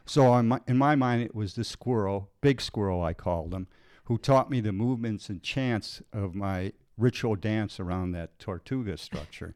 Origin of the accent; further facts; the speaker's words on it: Illinois, United States; moved away as an adult; I left my hometown in Illinois